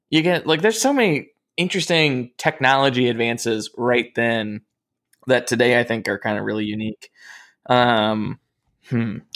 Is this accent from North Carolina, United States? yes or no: yes; North Carolina, United States; growing up in North Carolina